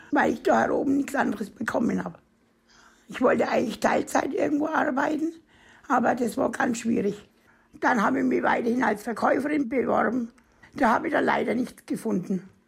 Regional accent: Bavaria, Germany; moved away as an adult; ich komme ja aus Oberfranken und da war ich dann im Kometenmarkt und Edeka-Markt und bin vor knappe zehn Jahren dahergezogen.

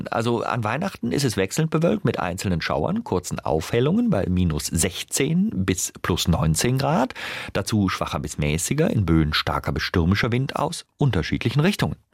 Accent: North Rhine-Westphalia, Germany; accent: Rheinisch; Ich bin ja im Rheinland aufgewachsen

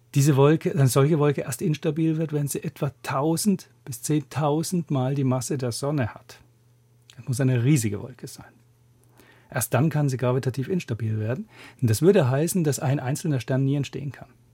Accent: Würzburg, Bavaria, Germany; moved away as an adult; also born or lived in Grenoble, France / Zürich, Switzerland; now in Göttingen, Germany; Ich habe in meiner Heimatstadt Würzburg Physik studiert

